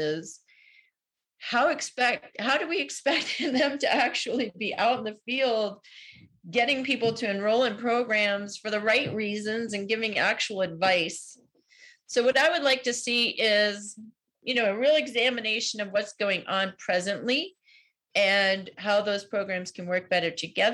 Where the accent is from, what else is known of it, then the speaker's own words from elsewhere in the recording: outside of New York City, United States; moved away as an adult; I grew up outside of New York City, and that's in my blood